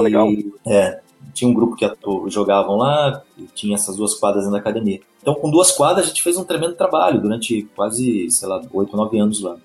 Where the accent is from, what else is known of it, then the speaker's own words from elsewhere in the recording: Atibaia, São Paulo, Brazil; sou de Atibaia, uma cidade a 60 quilômetros de São Paulo. naquele momento eu tinha 8, 7, 8 anos